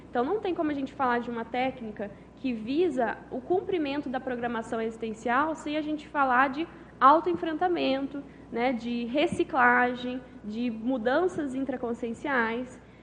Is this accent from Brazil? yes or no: yes; Conceição dos Ouros, Minas Gerais, Brazil; moved away as an adult; now in Foz do Iguaçu, Brazil; eu sou natural de Conceição dos Ouros, Minas Gerais